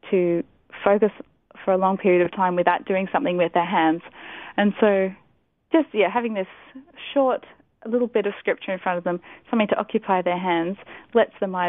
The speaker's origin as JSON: {"language": "English", "country": "Pakistan", "tie": "born or raised there", "moved": "yes", "said": "I grew up in Pakistan, and so that was sort of part of my childhood"}